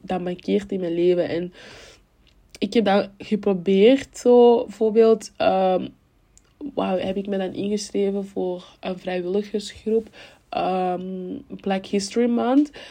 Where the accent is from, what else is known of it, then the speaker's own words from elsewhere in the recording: Cameroon; now in Belgium; toen ik in Cameroen woonde, woonden we in stad